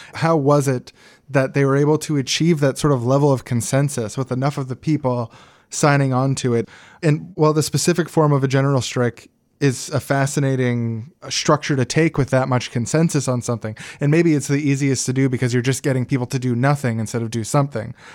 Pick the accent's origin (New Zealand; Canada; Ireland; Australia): Canada; Winnipeg, Manitoba; I grew up in Winnipeg, and mosquitoes are a major problem there